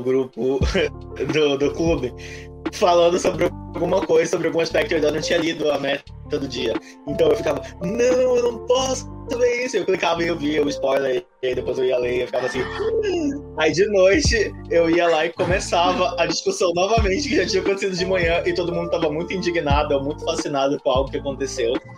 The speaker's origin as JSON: {"language": "Portuguese", "region": "Amazonas", "country": "Brazil", "said": "Eu sou do Amazonas"}